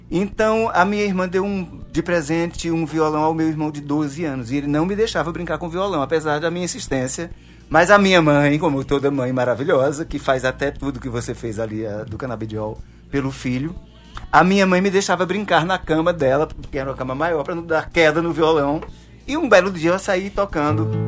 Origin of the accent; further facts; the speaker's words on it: Campina Grande, Paraíba, Brazil; É, eu sou de Campina Grande, a família é grande